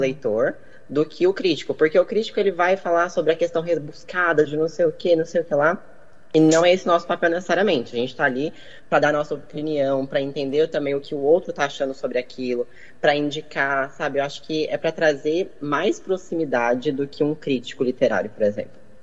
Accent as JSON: {"language": "Portuguese", "region": "Minas Gerais", "country": "Brazil", "said": "Eu sou mineira."}